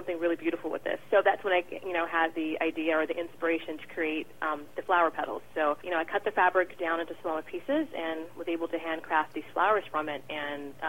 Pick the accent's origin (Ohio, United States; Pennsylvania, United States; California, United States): California, United States; San Diego; where I grew up in San Diego